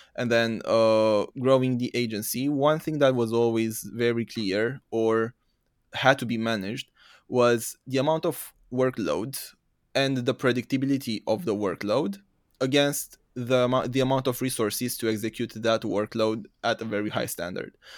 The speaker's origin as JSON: {"language": "English", "country": "Romania", "also_born_or_lived": "United Kingdom", "moved": "as an adult", "said": "originally I'm from Romania, from East Europe."}